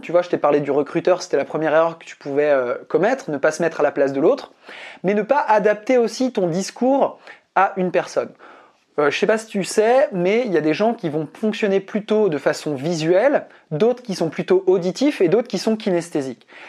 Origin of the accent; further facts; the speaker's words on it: Brittany, France; je suis breton. Je suis né en Bretagne